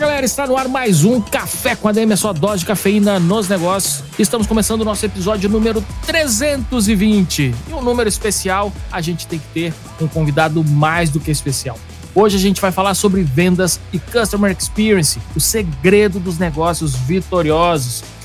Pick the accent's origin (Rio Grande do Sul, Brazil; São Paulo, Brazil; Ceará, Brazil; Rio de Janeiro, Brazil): Rio Grande do Sul, Brazil; Porto Alegre; nós somos conterrâneos, eu sou de Porto Alegre